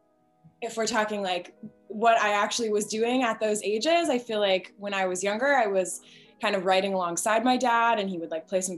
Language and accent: English; Oakland, California, United States; moved away; I grew up in Oakland, California, and went to a performing arts school out there